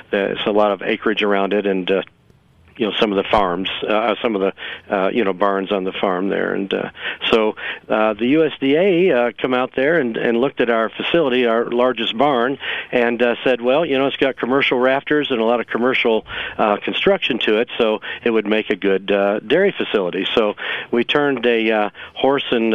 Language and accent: English; Syracuse, New York, United States; also born or lived in Orlando, Florida / Port Charlotte, Florida; now in Ripley, West Virginia, United States; I'm originally from Syracuse, New York, and then like all new good New Yorkers, we all moved to Florida once in a while. so I ended up in Orlando in the 50s